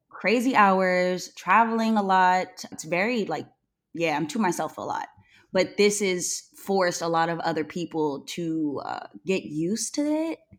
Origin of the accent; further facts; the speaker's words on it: Newman, California, United States; I grew up in Newman, and a lotta people don't even know where Newman is. I call it Two Stoplight, California